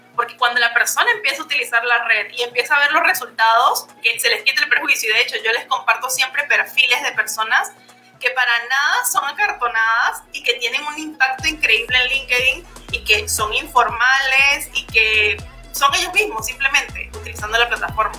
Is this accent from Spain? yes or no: no; Venezuela; moved away as an adult; now in Peru; Yo soy venezolana, pero vivo en Perú desde hace ya cinco años viviendo aquí